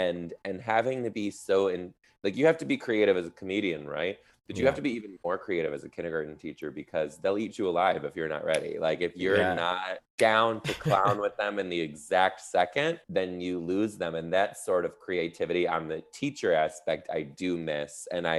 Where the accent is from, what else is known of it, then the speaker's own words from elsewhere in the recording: Midwest, United States; now in Seattle, United States; I'm from the Midwest, and now I live in Seattle, the Pacific Northwest.